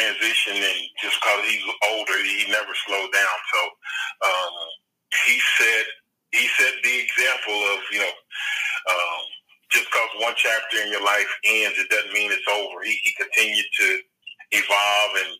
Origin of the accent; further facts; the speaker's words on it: Dallas, Texas, United States; moved away; I grew up in Dallas as a kid, big Cowboy fan